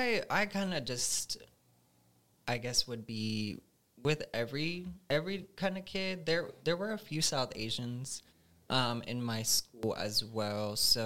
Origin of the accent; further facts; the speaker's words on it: Pakistan; Yeah, it was definitely when I was older, I'd say, you know, it's kind of like a awakening that you have of, like, okay, like, there's actually just beautiful parts of your culture